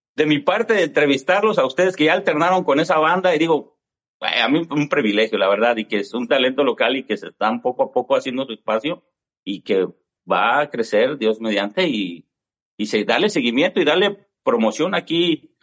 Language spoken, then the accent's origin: Spanish; Mexico City, Mexico; now in Milwaukee, United States; Yo también soy de la Ciudad de México